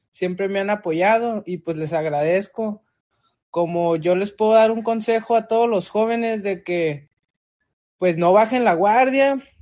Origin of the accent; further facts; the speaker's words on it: Tijuana, Baja California, Mexico; also born or lived in Guadalajara, Jalisco; Yo pues no soy originario de aquí, yo nací en Guadalajara, Jalisco, pero la mayoría de mi de tiempo ya me he estado aquí pues desde los, desde los dos años que mis padres se vinieron para acá y pues ya, como quien dice, ya soy originario de Tijuana